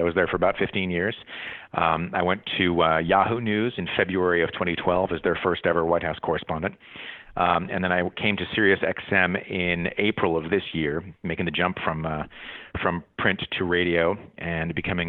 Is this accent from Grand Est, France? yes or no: no; Paris, Île-de-France, France; also born or lived in Middlebury, Vermont, United States; I grew up half in Paris, half in Middlebury, Vermont, where my parents taught for about 30 years.